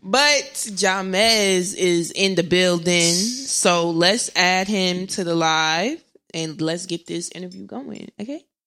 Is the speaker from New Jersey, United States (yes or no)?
yes; New Jersey, United States; also born or lived in Irvington, New Jersey; I'm from North Jersey